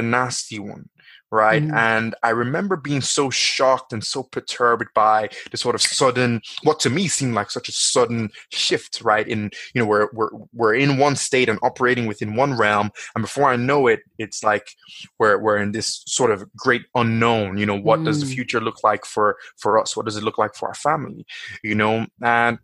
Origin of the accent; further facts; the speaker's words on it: Nigeria; now in Dublin, Ireland; I was born in Nigeria